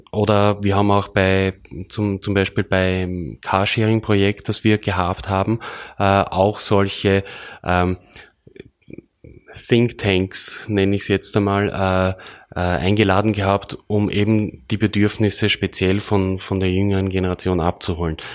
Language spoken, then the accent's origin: German; Burgenland, Austria; worauf wir als Burgenländer, wir sind …, besonders unterstreichen äh, möchten